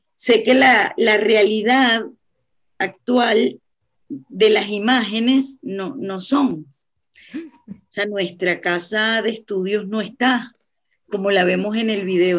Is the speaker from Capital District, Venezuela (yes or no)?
yes; Caracas, Capital District, Venezuela; yo soy caraqueña y vivo cerca de la UCB